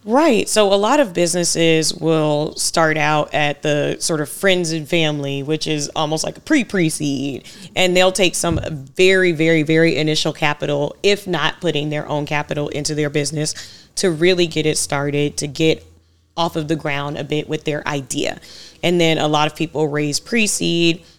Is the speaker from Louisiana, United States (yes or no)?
no; Savannah, Georgia, United States; I grew up in Savannah, Georgia.